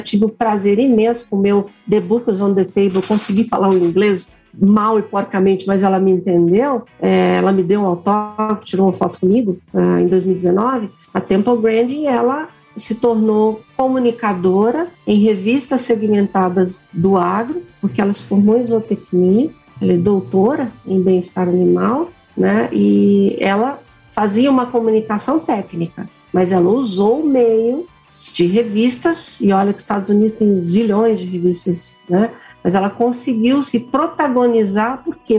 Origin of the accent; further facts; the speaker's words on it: Uberlândia, Minas Gerais, Brazil; eu sou mineira de Uberlândia